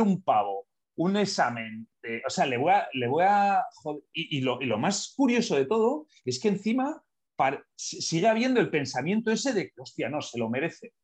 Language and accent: Spanish; Basque Country, Spain; de pequeño he vivido eh, eh, en entorno nacionalista, ¿no? en entorno Basque Country